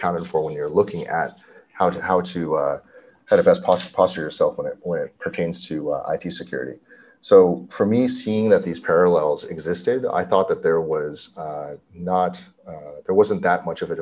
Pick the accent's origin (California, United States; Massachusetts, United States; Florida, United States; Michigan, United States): California, United States; Cupertino; I grew up in Cupertino, California, where Apple's headquartered